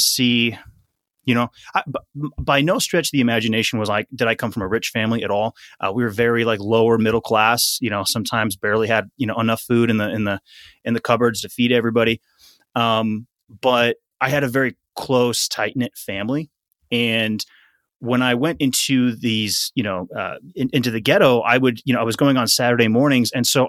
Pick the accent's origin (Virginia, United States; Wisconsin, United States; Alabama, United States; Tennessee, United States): Wisconsin, United States; And I grew up in Wisconsin. I grew up in a city though, so it's not like I was out in the in the cornfields or whatever. Growing up, I was definitely not a country boy.